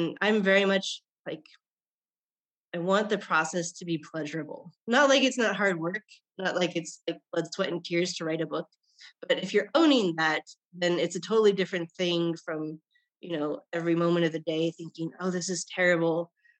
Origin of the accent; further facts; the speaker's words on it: Japan; born there; I guess the most interesting thing that people, strangers, find out is that I was born in Japan.